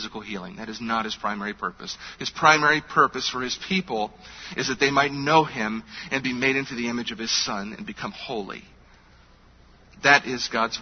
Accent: United States; as American believers in a culture where we are wealthy

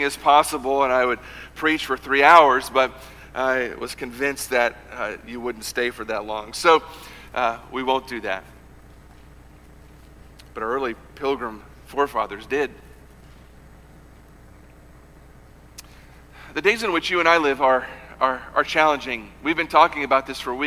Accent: United States; American Christians

